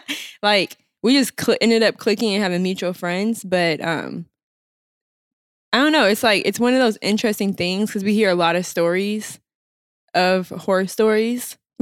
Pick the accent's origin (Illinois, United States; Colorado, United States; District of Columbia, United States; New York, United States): New York, United States; it's the people we grew up with in New York.